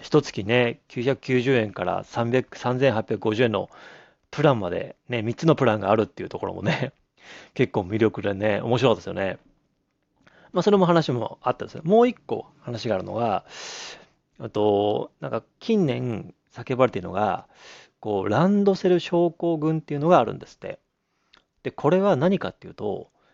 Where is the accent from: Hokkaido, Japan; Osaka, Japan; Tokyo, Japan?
Hokkaido, Japan; Abashiri; moved away; 僕の実家も何度も言いますけども、北海道の網走市